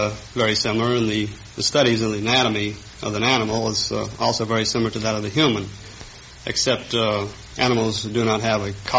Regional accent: Los Angeles, California, United States; I was born in southwest Los Angeles, about a stone's throw from USC.

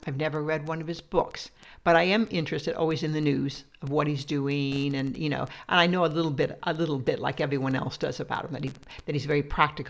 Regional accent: Midwest, United States; I'm from the Midwest

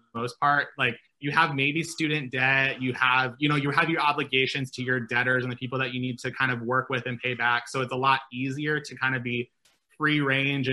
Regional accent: Nebraska, United States; moved away; I'm from Nebraska originally

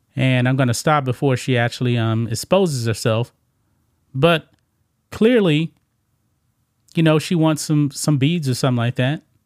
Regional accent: the South, United States; I grew up about, um, about thirty-five miles from the Louisiana border

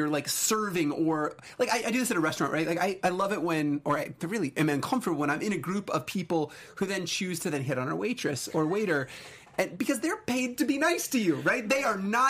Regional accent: Arizona, United States; I grew up in Arizona

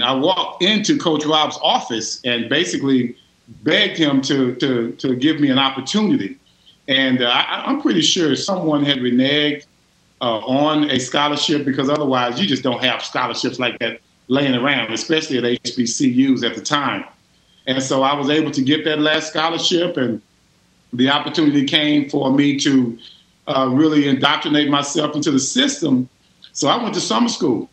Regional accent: Richardson, Texas, United States; growing up in Richardson

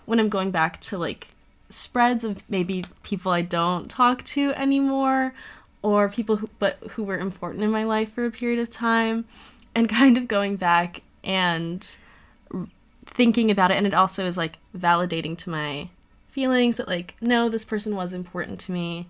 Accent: Miami, Florida, United States; I'm also from Miami

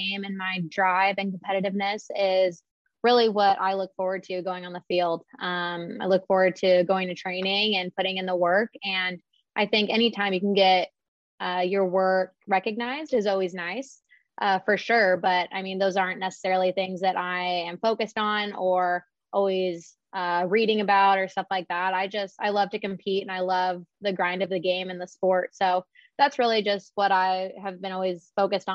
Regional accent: San Diego, California, United States; I'm from San Diego, so I did stay pretty close for college.

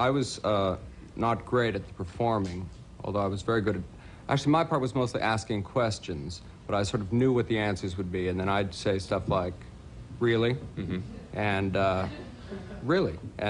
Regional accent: Canada; now in New York City, United States; I'm from Canada originally, and so I'm used to snow

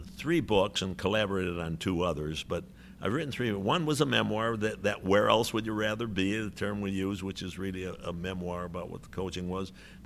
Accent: Chicago, Illinois, United States; moved away; I'm very complimented by your words and by my opportunity to visit with people from my hometown, from the White Sox.

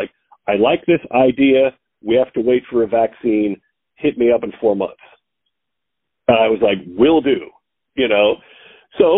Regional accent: Missouri Valley, Iowa, United States; now in Omaha, United States; I'm from Iowa, a little town right outside of Omaha called Missouri Valley.

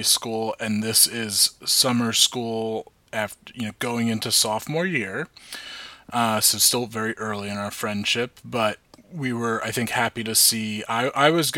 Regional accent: Old Tappan, New Jersey, United States; we're from Northern Valley Regional High School at Altapan

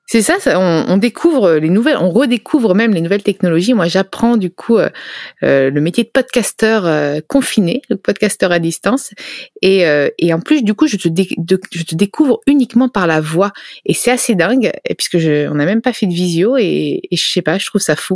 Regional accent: Tuscany, Italy; also born or lived in Milan; je viens de Toscane

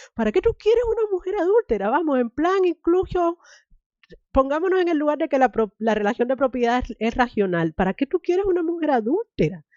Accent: Cuba; moved away; me crié en Cuba

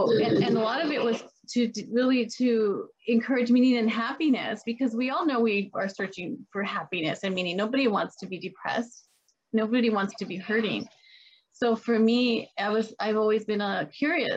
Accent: El Paso, Texas, United States; I grew up in El Paso, Texas, a border town

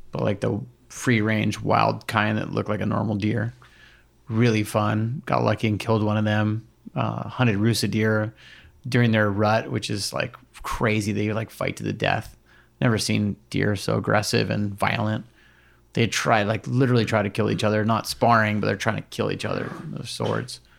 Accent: Hawaii, United States; So I grew up in the ocean. All my friends were fishermen, and and and fishing and hunting is kind of like seen in the same way in Hawaii.

